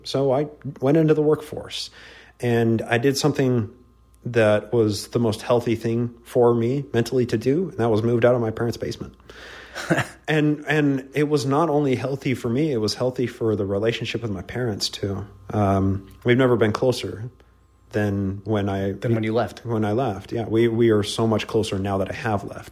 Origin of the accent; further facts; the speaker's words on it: just north of Salt Lake City, Utah, United States; I was born in the Covenant. Yep, uh, BIC here in uh, Utah, just north of Salt Lake City